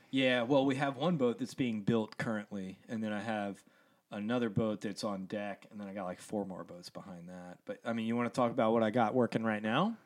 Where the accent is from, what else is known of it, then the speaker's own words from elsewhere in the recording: Columbia, Maryland, United States; moved away; also born or lived in Estes Park, Colorado / Atlanta; I grew up in Columbia, Maryland